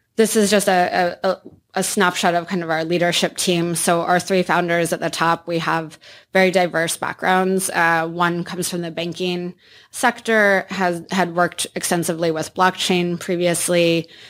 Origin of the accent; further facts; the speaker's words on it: Iowa, United States; I grew up in Iowa